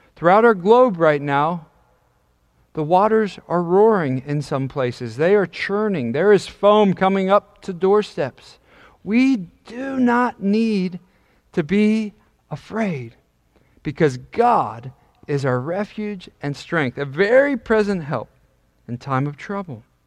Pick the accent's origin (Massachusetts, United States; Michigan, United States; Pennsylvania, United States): Pennsylvania, United States; York; also born or lived in Dallastown, Pennsylvania; I grew up in York, Pennsylvania